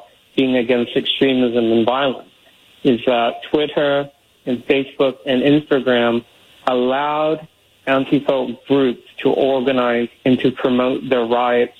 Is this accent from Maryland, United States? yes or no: no; Portland, Oregon, United States; in my hometown, I grew up going to Powell's Books